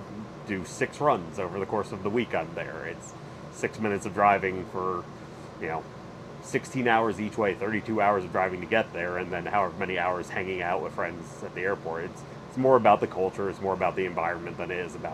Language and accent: English; northern New Jersey, United States; moved away as an adult; now in Charlotte, United States; I live in Charlotte. I'm originally from New Jersey, northern New Jersey, but I've been in Charlotte since I was 18.